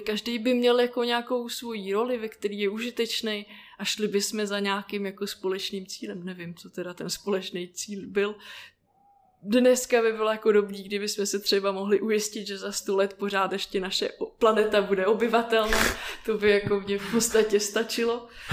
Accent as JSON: {"language": "Czech", "town": "Plzeň", "region": "Plzeň Region", "country": "Czechia", "tie": "born or raised there", "said": "jsem se narodila v Plzni"}